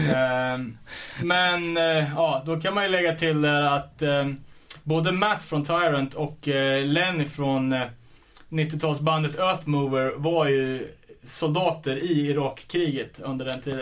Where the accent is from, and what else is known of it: Sweden